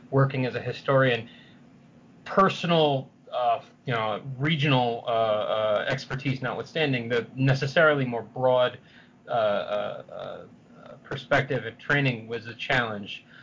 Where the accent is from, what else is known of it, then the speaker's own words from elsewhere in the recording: San Francisco, California, United States; now in Pittsburgh, United States; Uh, I'm originally from San Francisco, but if you ask me where my hometown is, I depending on what depending on depending on the context in which I'm asked, I will either say Philadelphia or Pittsburgh or Sendai, Japan.